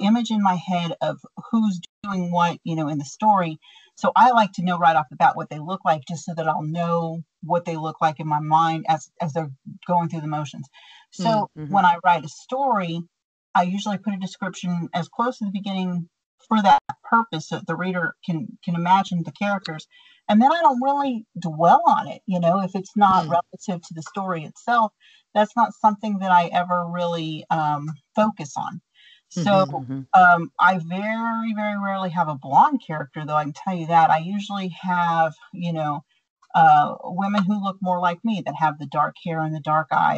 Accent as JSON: {"language": "English", "region": "Texas", "country": "United States", "accent": "Texan", "said": "I just sound Texan"}